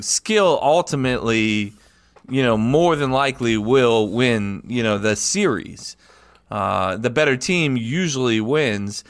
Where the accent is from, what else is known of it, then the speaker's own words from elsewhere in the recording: United States; as an American